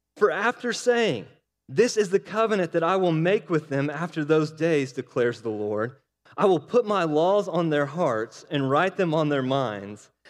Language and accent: English; Oklahoma, United States; I'm from Oklahoma